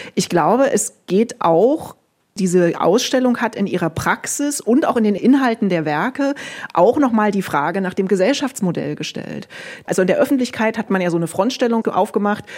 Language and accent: German; Germany; für uns als Deutsche